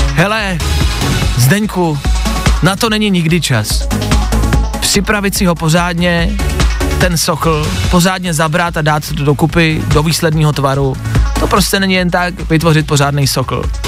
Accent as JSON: {"language": "Czech", "country": "Czechia", "said": "My jako Češi"}